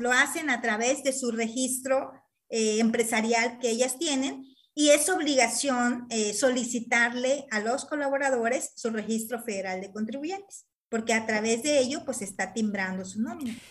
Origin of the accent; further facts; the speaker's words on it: Mexico; nosotros como ciudadanos mexicanos